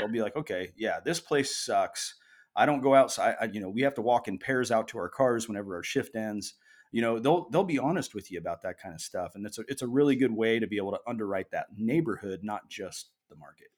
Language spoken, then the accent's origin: English; Springfield, Missouri, United States; now in Oregon, United States; I was raised in Southwest Missouri, specifically Springfield